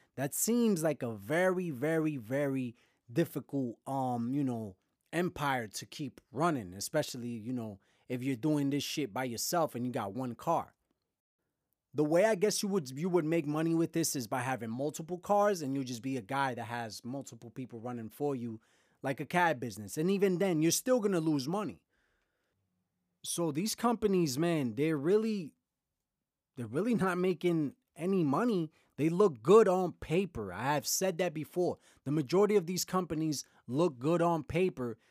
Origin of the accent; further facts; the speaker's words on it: New York City, New York, United States; growing up in Brooklyn